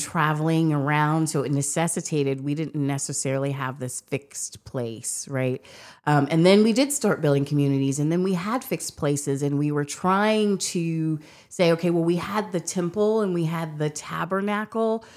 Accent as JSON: {"language": "English", "country": "United States", "said": "being an American"}